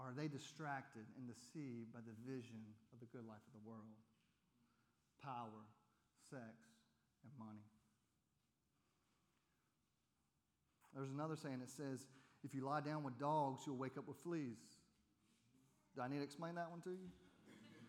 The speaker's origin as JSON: {"language": "English", "region": "the South", "country": "United States", "said": "we're from the South."}